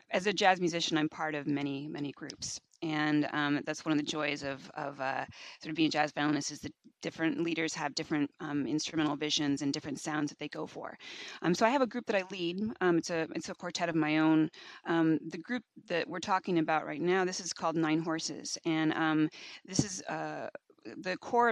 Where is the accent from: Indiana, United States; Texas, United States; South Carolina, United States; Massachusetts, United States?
Indiana, United States; Bloomington; I grew up in Bloomington, which is where Indiana University is located